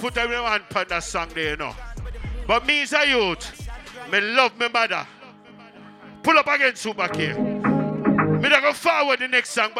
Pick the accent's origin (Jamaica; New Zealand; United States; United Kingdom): Jamaica; You have some people, them not even born in our city. Them not even born in Jamaica. I'm Jamaican.